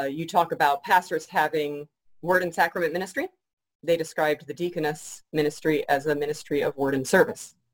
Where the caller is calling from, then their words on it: Shepparton, Victoria, Australia; coming to you um, from my home in Shepparton, Victoria, still working from home under government orders.